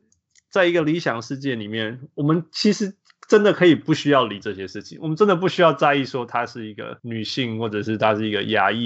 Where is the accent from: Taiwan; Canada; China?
Canada; 其实我小时候在加拿大